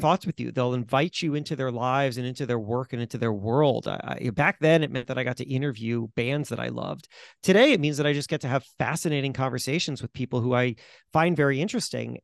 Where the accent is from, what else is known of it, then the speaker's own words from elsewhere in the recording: Florida, United States; also born or lived in White Plains, New York; my parents very swiftly moved down to Florida, so I grew up in Florida